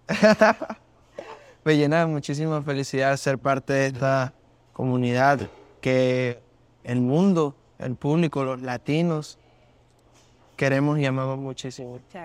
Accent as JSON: {"language": "Spanish", "town": "Barranquilla", "region": "Atlántico", "country": "Colombia", "tie": "born or raised there", "also_born_or_lived": "Maracay, Venezuela", "said": "yo me crié en, en, Maracay, Venezuela, como hasta los nueve años, que fue que ya me fui para mi ciudad natal, que es Barranquilla, yo nací en Barranquilla"}